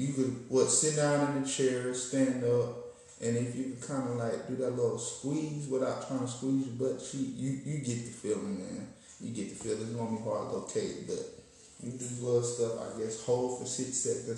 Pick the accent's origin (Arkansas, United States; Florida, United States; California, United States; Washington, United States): Arkansas, United States; I'm from Arkansas.